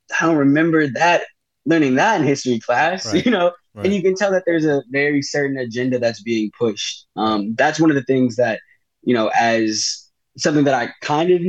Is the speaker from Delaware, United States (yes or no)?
yes; Delaware, United States; I'm from Delaware